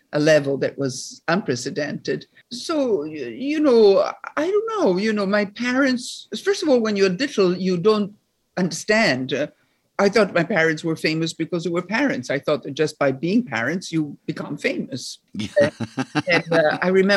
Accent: Rome, Lazio, Italy; moved away as an adult; also born or lived in Paris, France; from the age of 8 to 18, I grew up in Rome, and then I came to New York

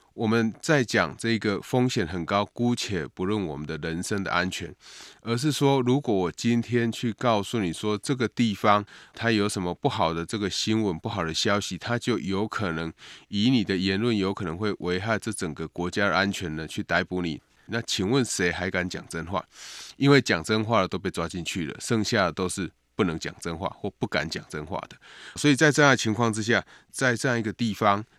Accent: Taiwan; 对台湾的外交及国际地位当然会有不小的这个影响哈，也显示我们在外交上有一个重大的突破

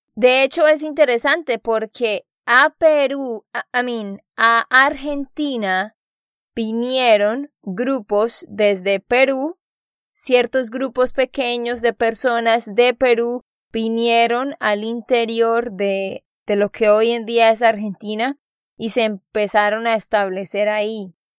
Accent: Santander, Colombia; de Santander, Colombia

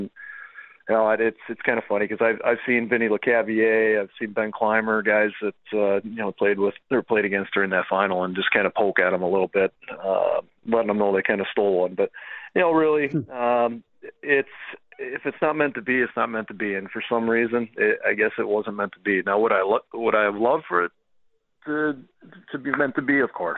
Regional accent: Calgary, Alberta, Canada; No, I'm from Calgary.

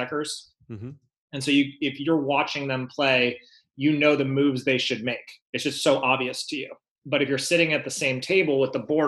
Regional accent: Los Angeles, California, United States; now in La Jolla, United States; I grew up in the San Fernando Valley, which is North County, Los Angeles.

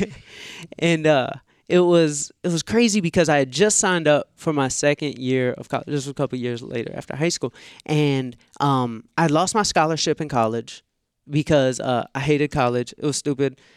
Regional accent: Atlanta, Georgia, United States; growing up in Atlanta

